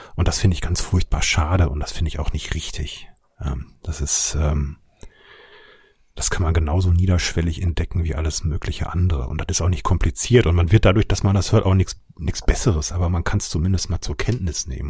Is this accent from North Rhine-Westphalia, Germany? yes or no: yes; Ruhr area, North Rhine-Westphalia, Germany; moved away; wie man vielleicht ein bisschen hört, komme ich ursprünglich aus dem Ruhrgebiet